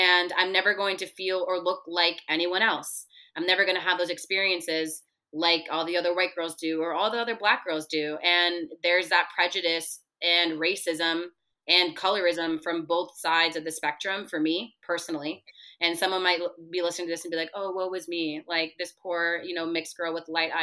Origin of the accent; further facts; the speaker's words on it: Broward County, Florida, United States; also born or lived in Kendall, Miami; I early on in the first couple years of my life moved up north a little bit to Broward County, and the area I lived in, it was predominantly white